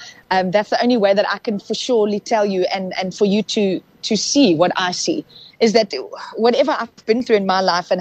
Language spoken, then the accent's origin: English; South Africa; first language Afrikaans; English is a second language; we're Afrikaans, we grew up in Afrikaans